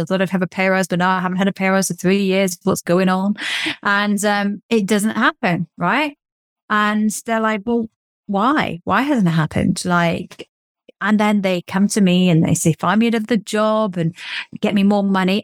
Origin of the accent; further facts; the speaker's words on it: England, United Kingdom; accent: English; my English accent